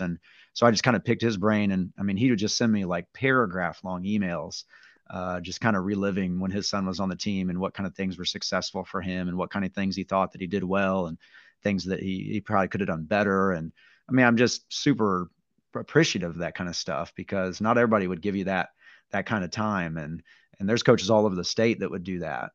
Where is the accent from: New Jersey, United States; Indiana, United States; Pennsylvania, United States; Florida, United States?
Indiana, United States; Gas City; also born or lived in Angola, Indiana; now in Yorktown, United States; we both grew up in kind of the Gas City area